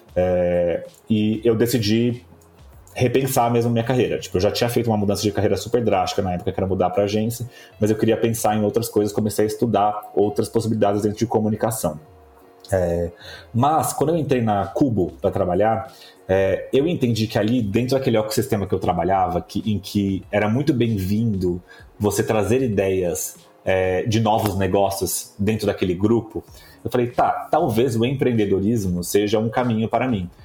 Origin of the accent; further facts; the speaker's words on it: Bauru, São Paulo, Brazil; moved away; Eu sou de Bauru, no interior de São Paulo. É... e quando eu, eu, morava em Bauru